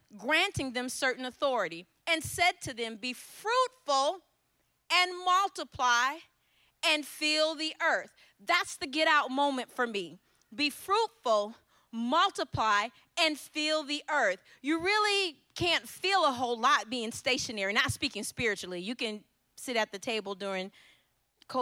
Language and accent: English; Ypsilanti, Michigan, United States; I'm from Ypsilanti, Michigan